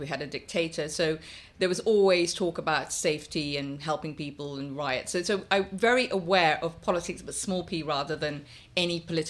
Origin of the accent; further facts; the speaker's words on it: Guyana; I grew up in Guyana. So it was a lot of colour, a lot of noise, a lot of... I mean, I had three dogs, two parrots and a monkey as a pet. So a completely mad childhood.